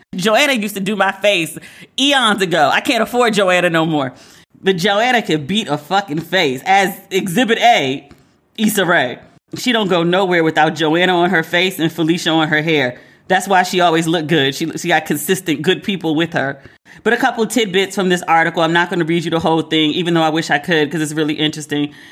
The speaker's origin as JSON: {"language": "English", "country": "United States", "said": "being an American"}